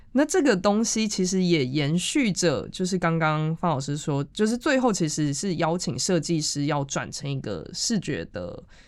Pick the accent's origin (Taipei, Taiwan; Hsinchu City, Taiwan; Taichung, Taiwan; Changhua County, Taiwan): Changhua County, Taiwan; Changhua; 我是从彰化来的